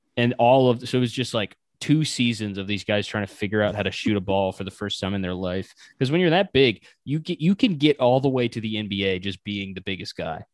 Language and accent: English; Wilmington, North Carolina, United States; I grew up in Wilmington, North Carolina